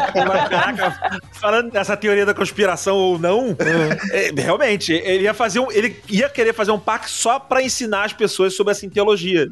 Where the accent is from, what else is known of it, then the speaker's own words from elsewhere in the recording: Rio de Janeiro, Brazil; Eu sou do Rio de Janeiro, eu tive a Terra Encantada aqui